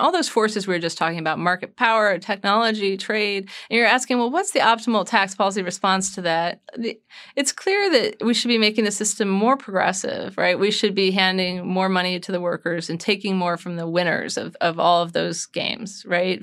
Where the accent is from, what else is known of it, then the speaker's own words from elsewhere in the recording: United States; being an American